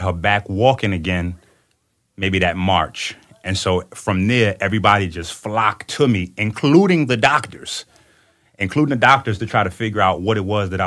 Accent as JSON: {"language": "English", "town": "New York City", "region": "New York", "country": "United States", "moved": "yes", "lives_now": "Detroit, United States", "said": "I'm from the Bronx"}